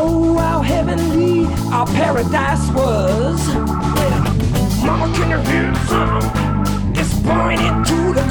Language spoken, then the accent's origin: English; Bay Area, California, United States; growing up in the Bay Area